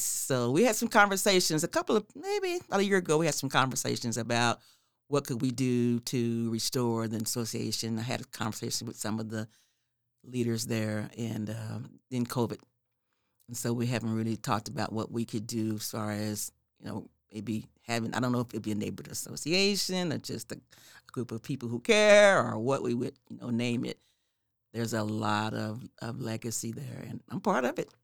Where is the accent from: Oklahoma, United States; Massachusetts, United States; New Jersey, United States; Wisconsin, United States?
Oklahoma, United States; Oklahoma City; I grew up in the neighborhood called Carverdale Edition.